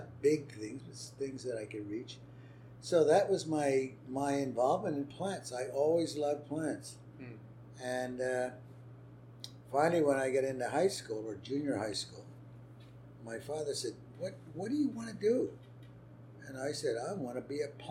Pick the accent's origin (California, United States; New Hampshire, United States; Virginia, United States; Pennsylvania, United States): Pennsylvania, United States; Allentown; also born or lived in Philadelphia, Pennsylvania / New Hope, Pennsylvania; I was born in Philadelphia, but brought up in a little town called Allentown